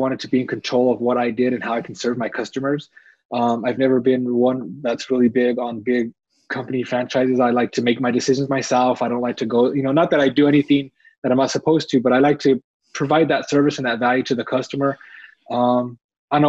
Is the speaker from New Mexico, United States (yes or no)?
yes; Albuquerque, New Mexico, United States; I'm from Albuquerque, New Mexico